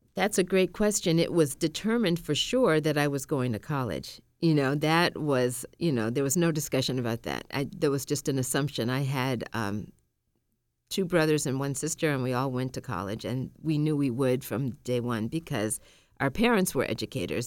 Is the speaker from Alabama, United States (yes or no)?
no; Massachusetts, United States; born or raised there; also born or lived in Tallahassee, Florida